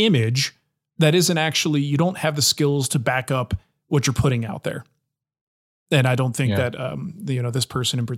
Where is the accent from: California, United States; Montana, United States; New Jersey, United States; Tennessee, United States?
New Jersey, United States; moved away; I grew up in New Jersey